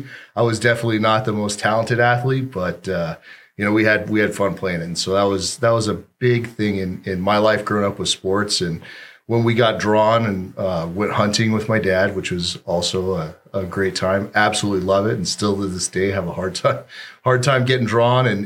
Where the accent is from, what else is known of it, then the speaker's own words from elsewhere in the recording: Gilbert, Arizona, United States; So I grew up right here in Arizona. I'm a native, Gilbert, Arizona.